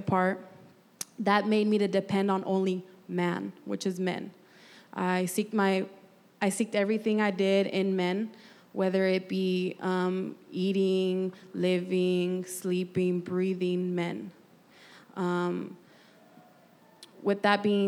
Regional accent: Santa Barbara, California, United States; also born or lived in Bakersfield; I was born and raised in Santa Barbara, or I could say that's just the longest area code I lived in.

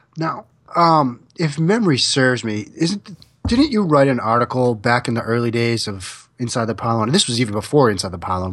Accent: Boston, Massachusetts, United States; as a kid growing up in the Boston area

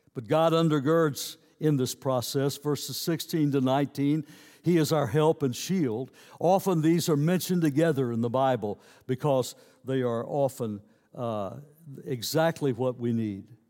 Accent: United States; I'm an American citizen

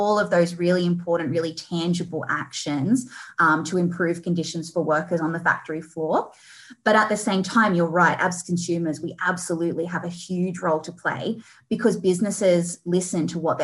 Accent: Australia; we, as the Aussie population

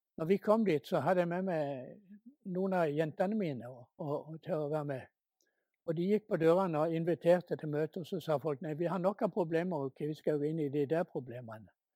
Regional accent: Norway; hjemme i Norge

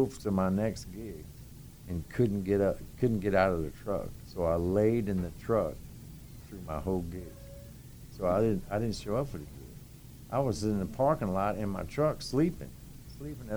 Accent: New Orleans, Louisiana, United States; moved away as an adult; now in Dallas, United States; I was from New Orleans

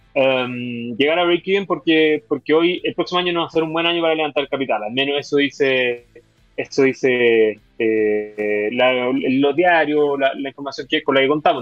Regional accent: Chile; como chileno

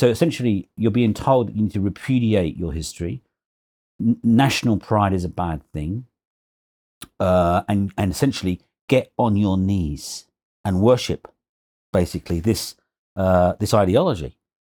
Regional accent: London, United Kingdom; Well, basically, I was born and bred in London, East London, young kid, grew up in a very ordinary, very poor working-class family in Hinton Hackney, East London, all right?

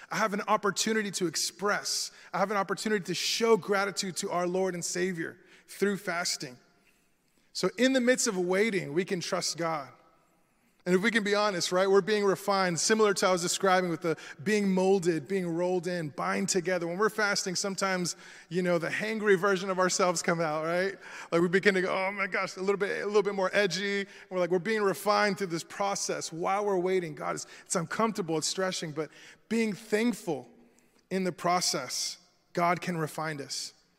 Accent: Florida, United States; I'm from Florida, right? So I'm born and raised here

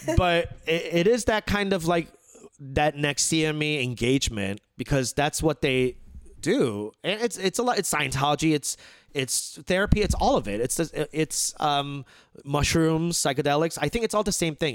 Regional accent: United States; as Korean American

